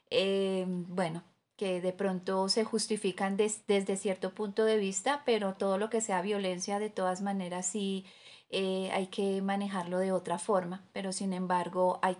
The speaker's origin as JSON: {"language": "Spanish", "country": "Colombia", "said": "a nosotros como colombianos nos duele ver el país"}